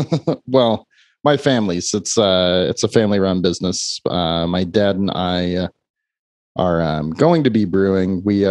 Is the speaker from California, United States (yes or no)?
yes; San Jose, California, United States; I grew up in San Jose